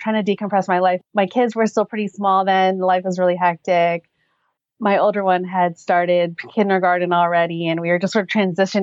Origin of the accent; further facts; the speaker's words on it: West Virginia, United States; moved away as an adult; now in Southern California, United States; I'm actually not from California. I'm from back east. So I grew up in West Virginia and I came out here for education and professional reasons.